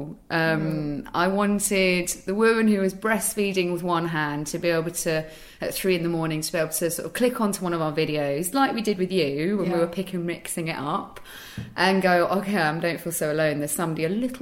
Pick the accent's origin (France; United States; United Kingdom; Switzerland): United Kingdom; also born or lived in Amsterdam; as a British woman